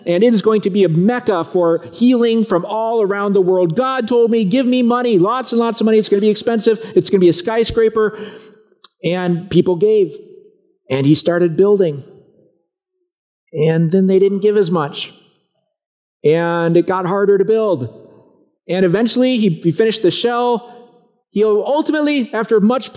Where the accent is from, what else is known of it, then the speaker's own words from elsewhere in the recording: Broken Arrow, Oklahoma, United States; When I was a kid, I grew up in Broken Arrow, Oklahoma.